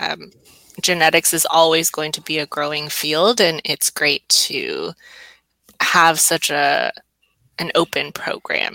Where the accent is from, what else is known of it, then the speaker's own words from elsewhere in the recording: Orange County, California, United States; also born or lived in Michigan; I grew up in Orange County